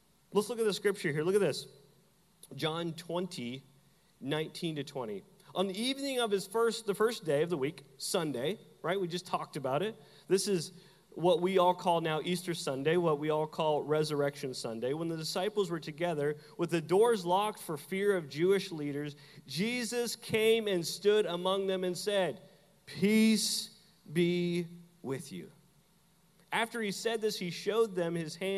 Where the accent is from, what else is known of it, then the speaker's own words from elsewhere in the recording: Canada; now in Southern United States; I'm from Canada